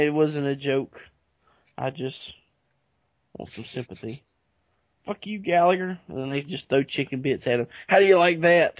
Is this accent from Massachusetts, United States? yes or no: yes; Boston, Massachusetts, United States; moved away; I'm from Boston. How do you like my accent?